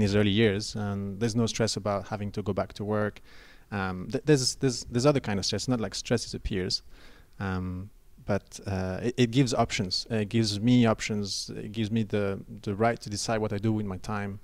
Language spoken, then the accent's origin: English; Belgium; moved away as an adult; I'm an expat, and I came over here and there's no pension plan. Uh, and I was looking at ways of contributing back in my home country, which is Belgium